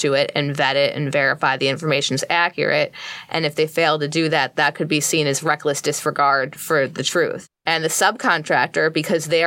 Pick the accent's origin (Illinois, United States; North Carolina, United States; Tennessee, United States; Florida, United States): Illinois, United States; outside Chicago; moved away as an adult; now in Washington, D.C., United States; I grew up outside Chicago